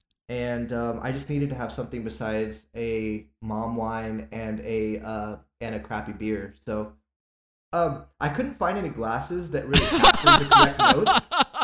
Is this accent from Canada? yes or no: no; Ireland; I'm also Irish, so I can.